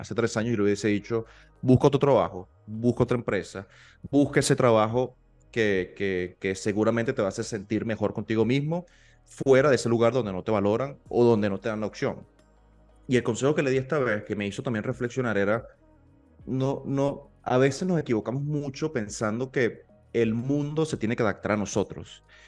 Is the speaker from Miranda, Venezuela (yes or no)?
no; Maturín, Monagas, Venezuela; moved away; yo vengo de Maturín